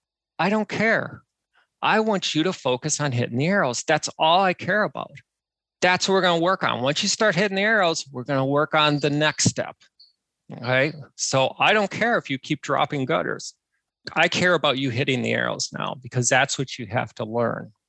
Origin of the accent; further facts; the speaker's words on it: Wisconsin, United States; I'm from Wisconsin, which is literally the bowling capital of the world.